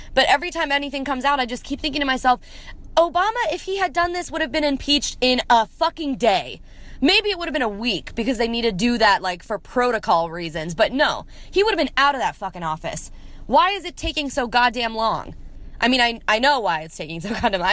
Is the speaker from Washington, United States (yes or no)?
no; Columbia, Maryland, United States; now in Nashville, United States; from Columbia, Maryland.